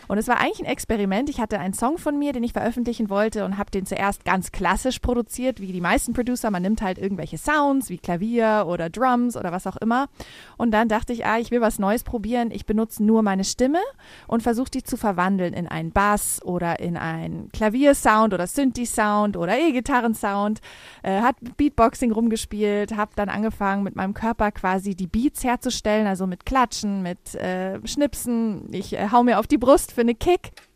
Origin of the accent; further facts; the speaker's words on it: Munich, Bavaria, Germany; Und ich komme aus München. Ich bin hier geboren und aufgewachsen, bin aber auch halb Amerikanerin